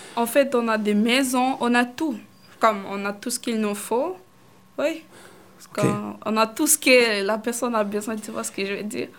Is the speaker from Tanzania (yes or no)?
yes; Kigoma, Tanzania; French is a second language; now in Canada; je suis née là-bas dans les camps de réfugiés, j'ai grandi là-bas